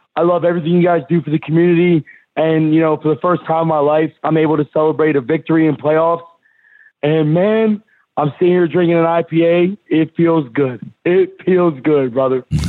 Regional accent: Philadelphia, Pennsylvania, United States; being from Philadelphia, growing up in Eagles territory

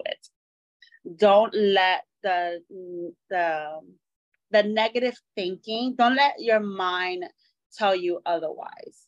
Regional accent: New York City, New York, United States; now in Miami, United States; I service all over the five boroughs of New York City because it's my hometown

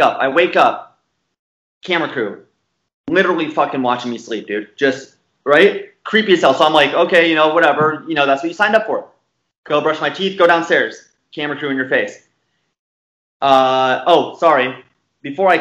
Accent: Arizona, United States; from the West, you know, I'm from Arizona, right next to California

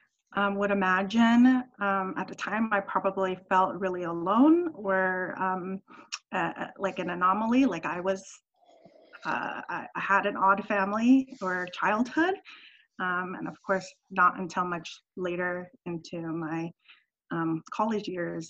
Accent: United States; those things were frustrating growing up in American culture where you're taught a lot of individualism and you're encouraged to speak up and be aggressive and outspoken

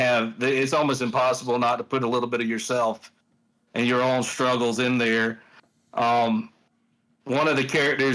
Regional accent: the South, United States; I grew up in the South. So like, I grew up surrounded by, you know, racism and all this stuff in the South

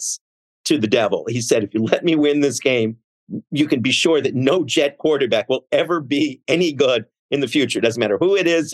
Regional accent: Montreal, Quebec, Canada; moved away; I grew up in Montreal and I have lived and died with the Montreal Canadiens since 1968

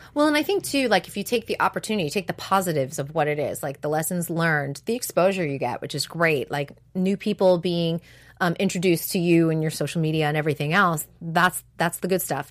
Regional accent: New England, United States; now in California, United States; I'm from New England.

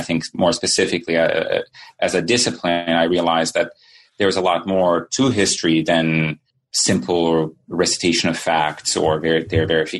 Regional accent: Sarajevo, Federation of Bosnia and Herzegovina, Bosnia & Herzegovina; also born or lived in Yugoslavia; now in United States; So I guess I should say that I grew up in Sarajevo, and my family left the city in 1992 and then came eventually to the United States.

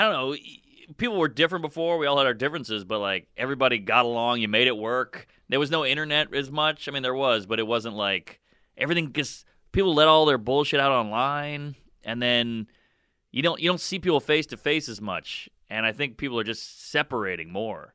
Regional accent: Louisiana, United States; we grew up in Louisiana, you know, it was just, it was mixed

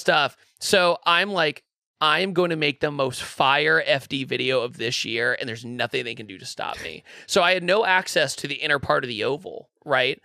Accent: Richmond, Virginia, United States; moved away; I'm originally from Richmond, Virginia

